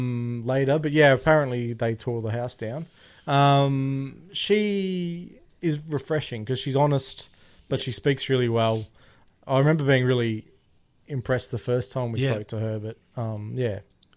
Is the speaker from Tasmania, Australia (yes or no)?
no; Werribee, Victoria, Australia; we're from Werribee originally and you're from Melton.